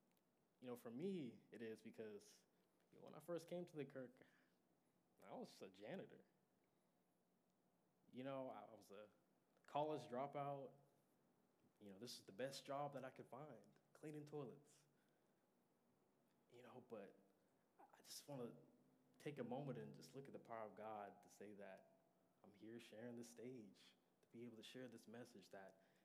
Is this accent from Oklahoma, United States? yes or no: yes; Sand Springs, Oklahoma, United States; I'm from Sand Springs.